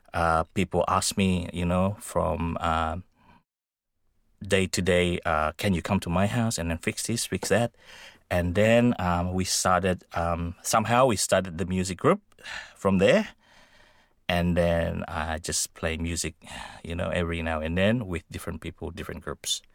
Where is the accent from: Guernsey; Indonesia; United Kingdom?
Indonesia; now in Australia; I came from Indonesia.